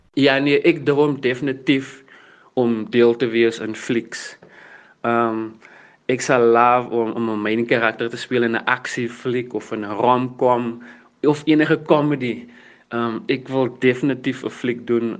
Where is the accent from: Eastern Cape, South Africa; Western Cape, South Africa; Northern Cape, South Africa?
Western Cape, South Africa; Worcester; ek het groot geword in Victoria Park en in Johnson's Park in Woester